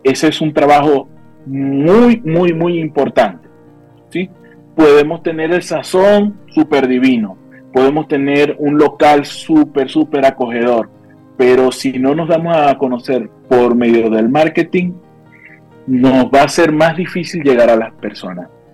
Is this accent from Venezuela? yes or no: yes; Venezuela; now in Mexico; nuestra comida venezolana